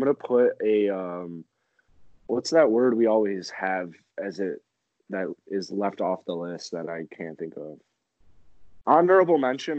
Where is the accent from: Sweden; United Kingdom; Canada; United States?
United States; Chicago, Illinois; as a Chicagoan